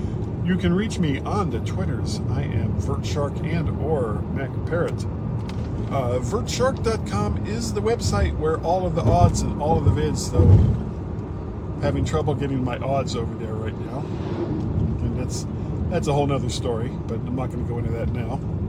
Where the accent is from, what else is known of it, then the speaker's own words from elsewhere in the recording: Florida, United States; moved away; I'm from Florida